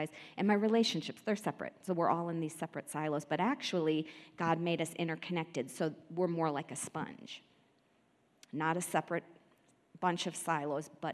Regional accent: Midwest, United States; now in Denver, United States; I grew up in the Midwest

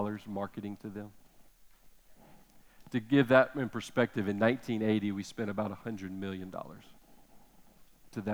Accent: United States; as American parents

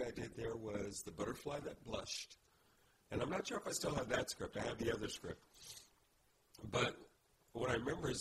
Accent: Indianapolis, Indiana, United States; moved away; I was born in Indianapolis.

